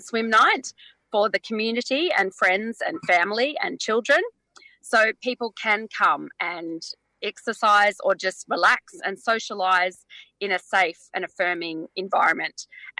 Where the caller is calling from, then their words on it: Phillip Island, Victoria, Australia; I'm phoning in from Bunurong country. I'm actually on Phillip Island for the weekend.